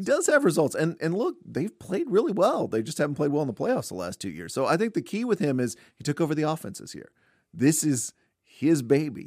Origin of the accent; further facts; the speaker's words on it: Fort Worth, Texas, United States; we grew up in Fort Worth